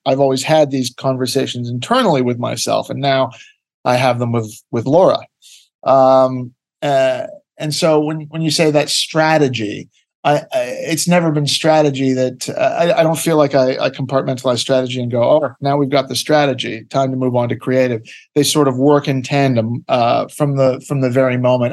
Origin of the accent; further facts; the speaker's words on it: Ottawa, Ontario, Canada; I am from Canada. I was born in Ottawa, uh, Canada, uh, North America.